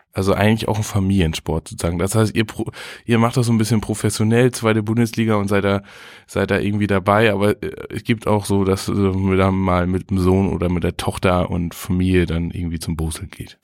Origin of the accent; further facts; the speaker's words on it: Butjadingen, Lower Saxony, Germany; moved away; Ich, ich bin ja zugezogen. Also ich komme aus Budjading, war dann ganz lange weg